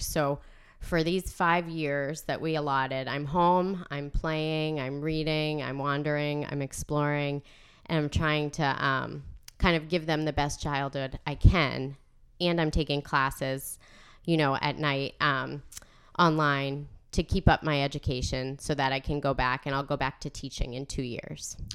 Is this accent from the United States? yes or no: yes; North Andover, Massachusetts, United States; also born or lived in Providence; I am from North Andover. I grew up here out on Chestnut Street